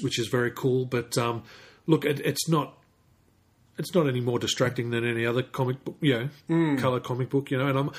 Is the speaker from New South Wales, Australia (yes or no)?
yes; Queanbeyan, New South Wales, Australia; growing up in Queanbeyan in the 80s, I did have mullets a lot of the time.